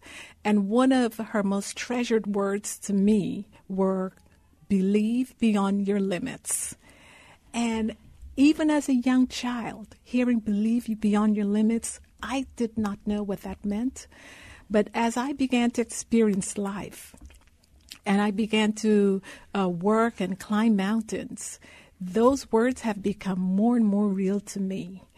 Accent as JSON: {"language": "English", "country": "Guyana", "tie": "born or raised there", "moved": "yes", "lives_now": "United States", "said": "So I was born in Guyana, South America. I grew up in a country of the size of Rhode Island, less than a million people."}